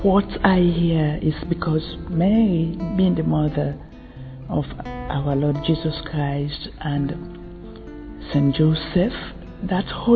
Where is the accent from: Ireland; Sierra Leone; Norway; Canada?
Sierra Leone; I come from Sierra Leone.